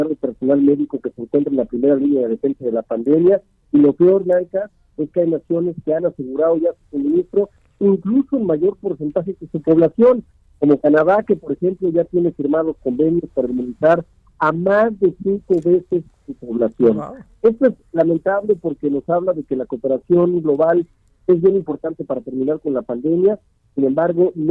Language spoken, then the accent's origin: Spanish; Aguascalientes, Mexico; En Aguascalientes, por ejemplo, en mi tierra